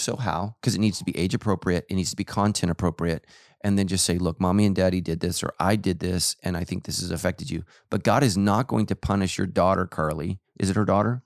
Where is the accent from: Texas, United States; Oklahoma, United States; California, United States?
California, United States; Sacramento; I grew up in Sacramento